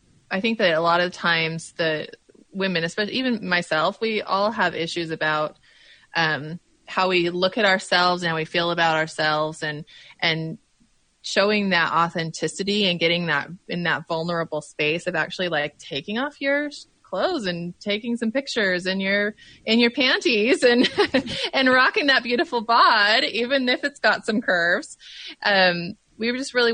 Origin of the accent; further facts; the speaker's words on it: Utah, United States; moved away as an adult; now in Oregon, United States; I grew up in Utah, but I live in Oregon.